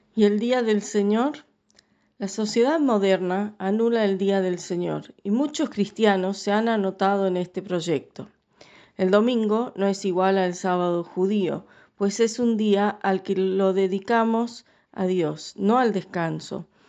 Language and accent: Spanish; Scotland, United Kingdom; now in Paraná, Argentina; soy escocesa